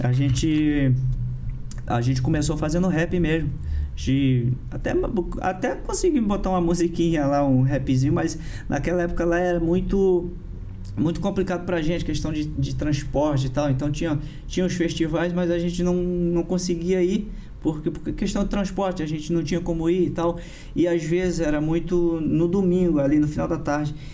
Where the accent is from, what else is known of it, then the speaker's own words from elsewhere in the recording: Brasília, Federal District, Brazil; also born or lived in Parauapebas, Pará; lá em Brasília que eu fui que eu fui criado